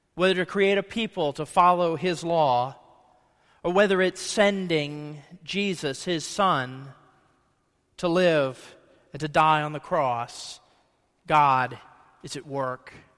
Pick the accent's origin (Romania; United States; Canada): United States; Ohio; I grew up in Ohio